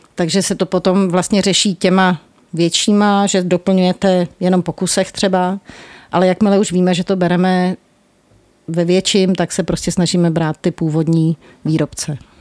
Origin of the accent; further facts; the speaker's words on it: Prague, Czechia; já jsem jako z Vinohrad a bydlím vedle